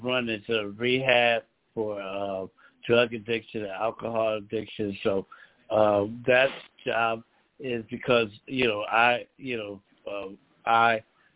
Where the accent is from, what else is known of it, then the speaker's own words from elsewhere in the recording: Philadelphia, Pennsylvania, United States; moved away as an adult; now in Lancaster, United States; I'm originally from Philadelphia, Pennsylvania, born and raised in Philadelphia, and Pennsylvania